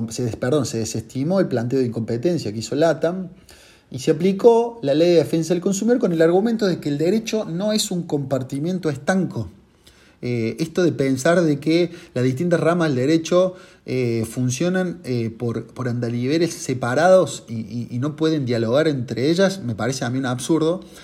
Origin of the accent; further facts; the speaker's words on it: Córdoba, Argentina; Yo soy de Córdoba